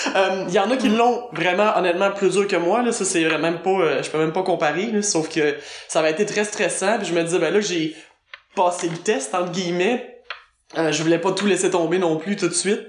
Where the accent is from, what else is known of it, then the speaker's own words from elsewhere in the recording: South Shore of Montreal, Quebec, Canada; accent: Québécois; moved away as an adult; also born or lived in United States; now in Berlin, Germany; je suis québécoise évidemment, ça s'entend. je suis l'origine de la rive sud de Montréal. Ben, à l'origine, je dis parce que j'étais là jusqu'à l'âge de 12 ans.